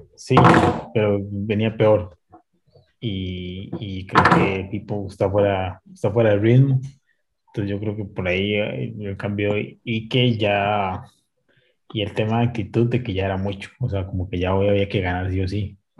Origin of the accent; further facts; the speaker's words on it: Costa Rica; como somos los ticos